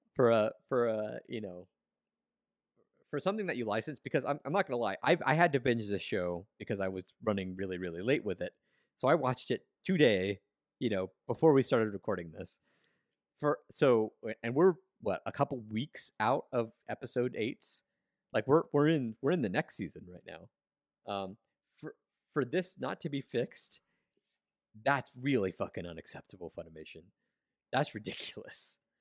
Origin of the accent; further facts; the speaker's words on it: United States; as an American fan, a, like, as an English-speaking fan